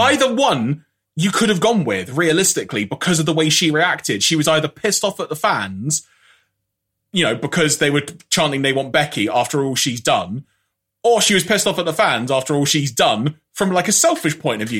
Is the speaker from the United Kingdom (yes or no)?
yes; United Kingdom; speaking as a Brit here